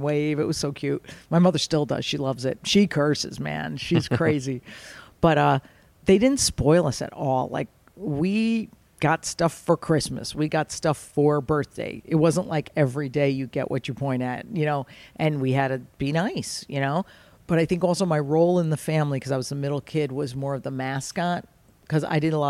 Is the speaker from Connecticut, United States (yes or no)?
yes; Fairfield, Connecticut, United States; We're Italian, growing up in Fairfield, Connecticut